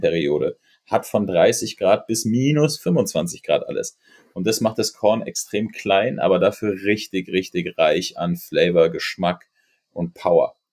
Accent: Berlin, Germany; ich bin Berliner

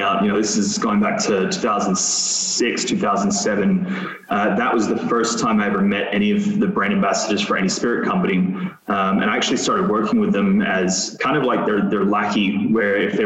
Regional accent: Metro Manila, Philippines; also born or lived in Adelaide, Australia; now in United States; I'd never felt at home, because I grew up in the Philippines

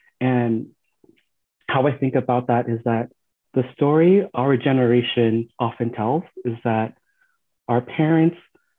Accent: Philippines; now in United States; being a Filipino in America is an experience that I believe is similar to other people of color

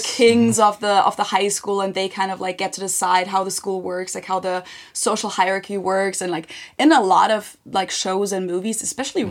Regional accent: Germany; English is a second language; growing up in Germany

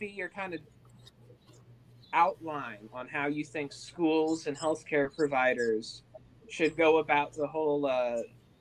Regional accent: Indiana, United States; moved away as an adult; now in California, United States; I'm from Indiana

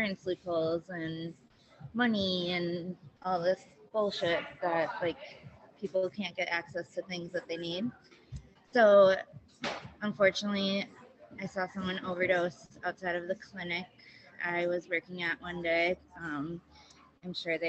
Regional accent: Milwaukee, Wisconsin, United States; also born or lived in Detroit area, Michigan; moved here when I was younger, so I've lived most of my life here. Live in River West

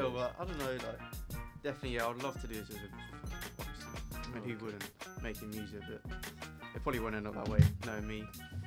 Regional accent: India; Yeah, and for the viewers, I am actually Indian. Like, I genuinely am Indian.

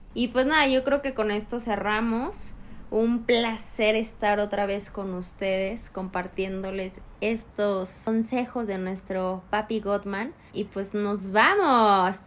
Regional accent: Chihuahua, Mexico; now in Mexico City, Mexico; Chihuahua es súper difícil que alguien te haga un cumplido

